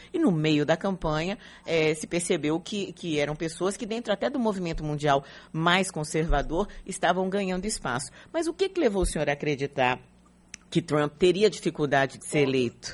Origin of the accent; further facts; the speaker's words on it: Brazil; nós que moramos no Brasil, somos brasileiros